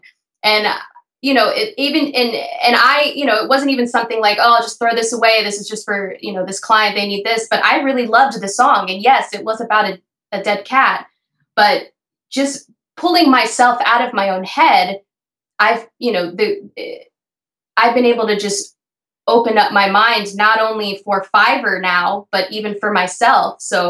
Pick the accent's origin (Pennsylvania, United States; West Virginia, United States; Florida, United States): Florida, United States; also born or lived in New York; I spend most of my life in New York. I'm from Florida, but I never drove.